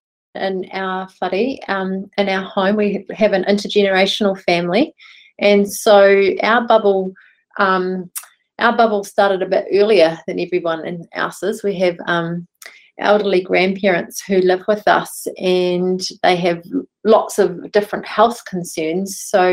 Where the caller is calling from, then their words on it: Dunedin, Otago, New Zealand; I'm connecting in from Okoho in Dunedin.